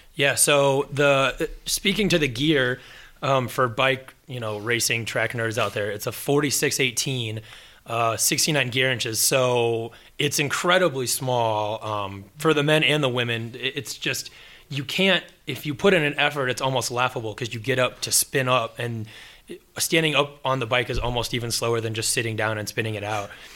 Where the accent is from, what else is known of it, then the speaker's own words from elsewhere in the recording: Indiana, United States; as an Indiana kid